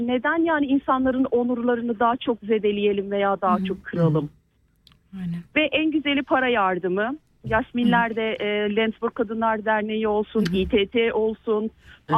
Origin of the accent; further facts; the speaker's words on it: Turkey; moved away; Türkiye'min memleketimin, canım memleketimin